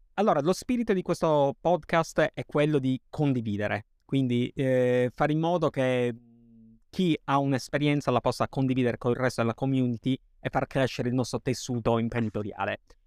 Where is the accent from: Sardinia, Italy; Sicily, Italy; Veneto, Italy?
Sardinia, Italy; siamo sardi